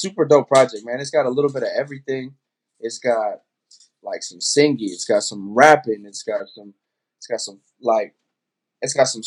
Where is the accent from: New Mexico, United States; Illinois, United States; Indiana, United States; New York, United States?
New Mexico, United States; Albuquerque; I'm from New Mexico, man. Albuquerque, New Mexico